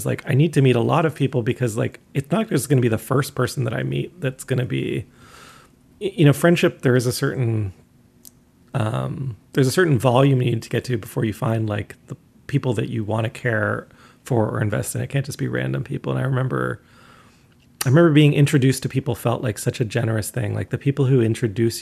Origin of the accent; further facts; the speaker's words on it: Canada; moved away; also born or lived in Syracuse; I'm a Canadian artist.